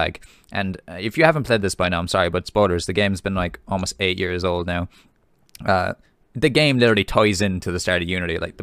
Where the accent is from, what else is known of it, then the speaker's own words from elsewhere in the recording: Ireland; as being Irish